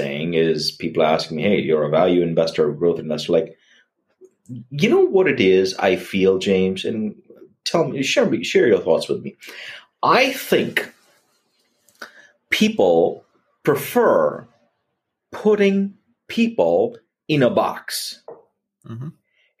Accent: India; now in United States; growing up in India

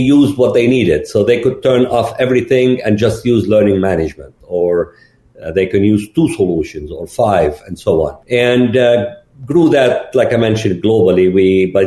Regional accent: Lebanon; moved away as an adult; also born or lived in Gulf / Austin, Texas; I'm originally from Lebanon

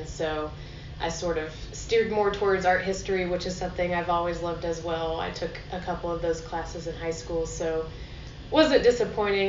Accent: Nashville, Tennessee, United States; now in Abingdon, United States; I'm from Nashville, Tennessee

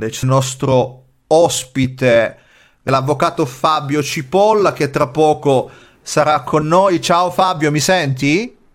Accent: Gela, Sicily, Italy; anch'io sono nato e cresciuto in Sicilia, in un paese gela dove purtroppo la mafia aveva una presenza molto forte, soffocante violenta.

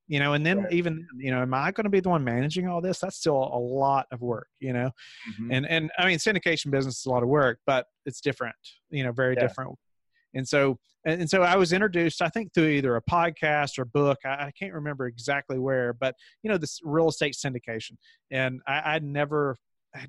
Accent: Kentucky, United States; moved away as an adult; now in Virginia, United States; I grew up in Kentucky. And then we moved to Virginia for this position.

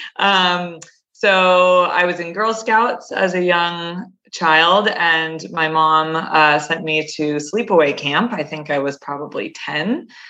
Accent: Connecticut, United States; I grew up in Connecticut, um, so in New England

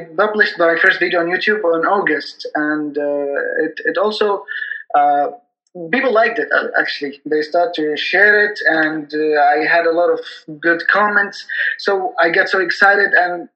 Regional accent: Yemen; I'm from Yemen.

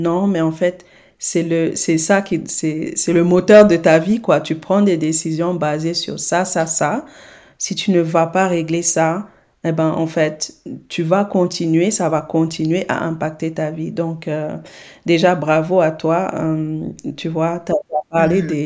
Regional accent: Senegal

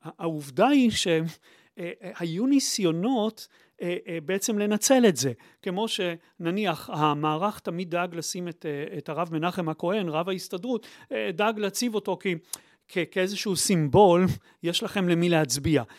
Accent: Haifa, Haifa District, Israel; אני שגדלתי בחיפה

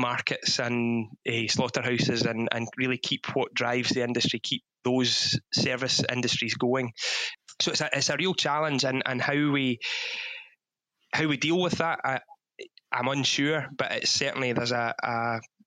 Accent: Ayrshire, Scotland, United Kingdom; born or raised there

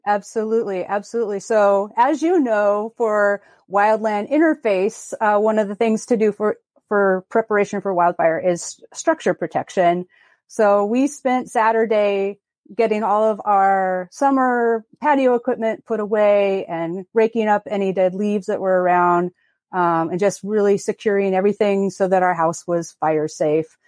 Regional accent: Longview, Washington, United States; I grew up in Southwest Washington in a town called Longview

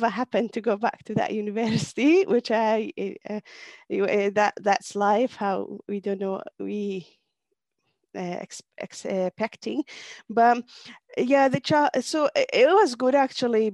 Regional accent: Kurdistan Region, Iraq; moved away; I am from Kurdistan, Iraqi part

